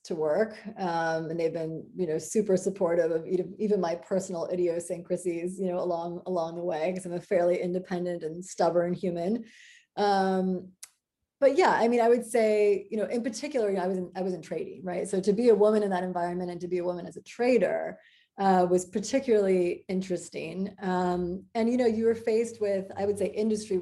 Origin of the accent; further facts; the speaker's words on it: Iowa, United States; moved away; I'm a girl from Iowa